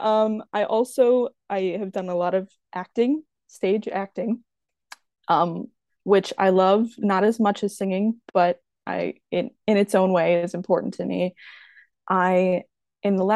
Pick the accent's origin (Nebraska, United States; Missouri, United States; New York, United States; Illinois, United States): Illinois, United States; Rock Island; I am from the beautiful tropical exotic Quad Cities. I'm from Rock Island, Illinois